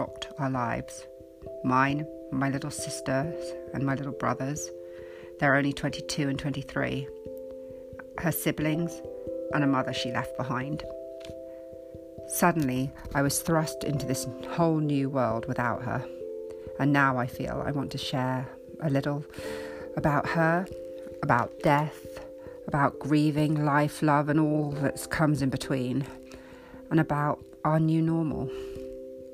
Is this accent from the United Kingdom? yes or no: yes; United Kingdom; also born or lived in United States; I'm currently in the UK. I was born in the States but have been here since I was six